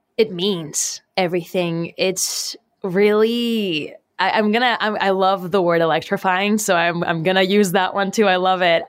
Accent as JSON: {"language": "English", "country": "Puerto Rico", "tie": "born or raised there", "said": "I was born and raised in Puerto Rico"}